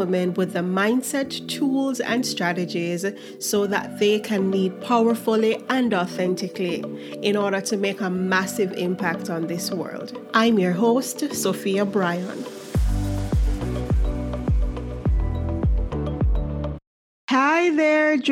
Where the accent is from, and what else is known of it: Jamaica; accent: Jamaican